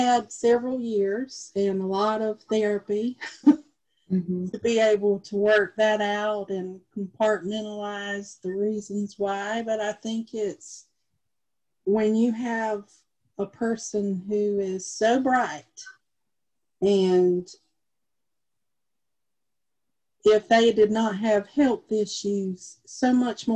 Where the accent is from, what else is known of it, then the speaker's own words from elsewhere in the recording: Lake City, South Carolina, United States; now in Florence, United States; Grew up in the tiny town of Lake City.